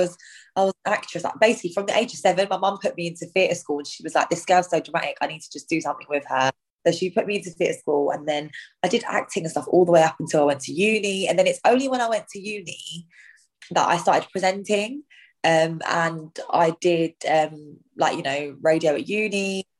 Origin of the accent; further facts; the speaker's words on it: India; Like I always like to cook Indian food as well because I'm Indian.